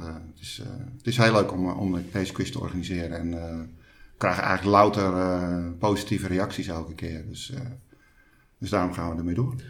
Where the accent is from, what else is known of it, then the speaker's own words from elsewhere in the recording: Hoorn, North Holland, Netherlands; moved away as an adult; now in Alkmaar, Netherlands; opgegroeid in Hoorn maar al ruim 25 jaar woonachtig in Alkmaar.